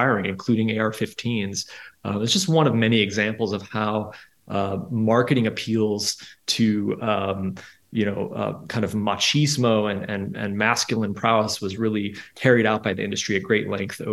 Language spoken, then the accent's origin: English; Midwest, United States; I grew up shooting guns in the Midwest